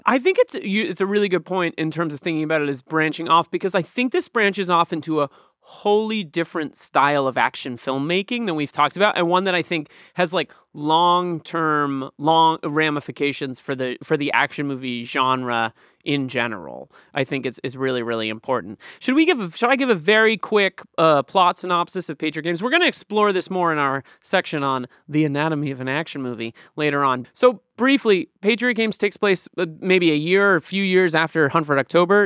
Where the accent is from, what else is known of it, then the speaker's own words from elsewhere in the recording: Boston, Massachusetts, United States; I grew up in Boston, Irish Catholic